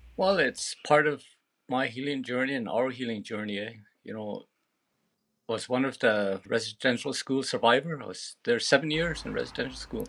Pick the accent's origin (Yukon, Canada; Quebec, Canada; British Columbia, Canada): Yukon, Canada; between Pelly Lakes and Fortin Lakes; born underneath a tree way out on the land between Pelly Lakes and Fortin Lakes.